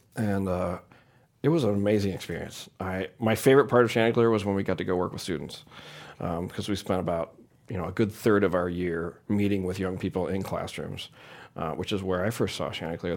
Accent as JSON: {"language": "English", "town": "St. Louis", "region": "Missouri", "country": "United States", "tie": "born or raised there"}